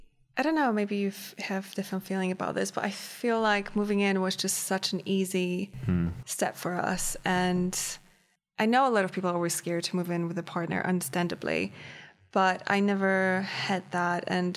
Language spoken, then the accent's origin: English; China; I dated in mostly in English because I grew up in China, but I went to American school.